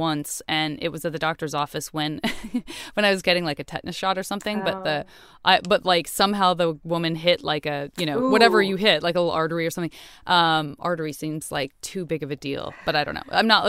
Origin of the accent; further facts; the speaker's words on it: Tucson, Arizona, United States; In Tucson, yeah.